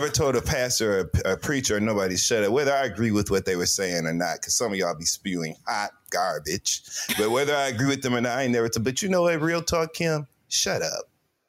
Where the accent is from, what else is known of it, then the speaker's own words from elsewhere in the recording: Flint, Michigan, United States; I'm from Flint.